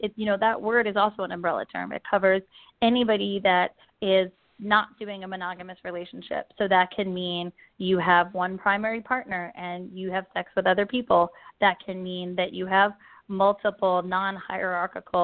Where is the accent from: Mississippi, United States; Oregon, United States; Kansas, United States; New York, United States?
New York, United States; I grew up in New York